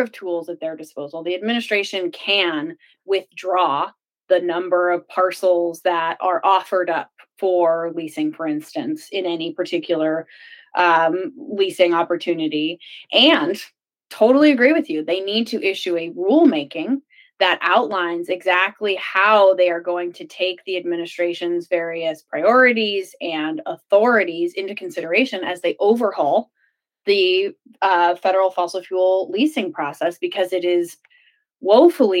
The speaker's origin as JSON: {"language": "English", "region": "New Mexico", "country": "United States", "tie": "born or raised there", "also_born_or_lived": "Washington, D.C.", "moved": "yes", "said": "I come from New Mexico, and I grew up going to band camp in the mountains north of Albuquerque"}